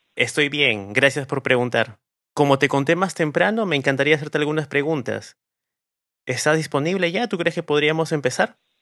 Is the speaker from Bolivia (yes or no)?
no; Peru; nos llena de orgullo como peruanos